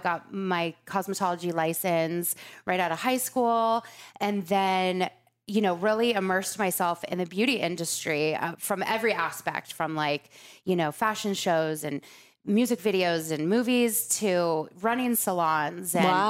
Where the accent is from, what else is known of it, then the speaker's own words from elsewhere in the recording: Laguna Beach, California, United States; moved away; I grew up in Laguna. I went to junior high there, high school. My parents are still there.